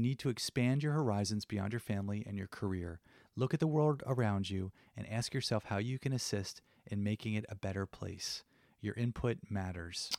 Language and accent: English; New Jersey, United States; I come from New Jersey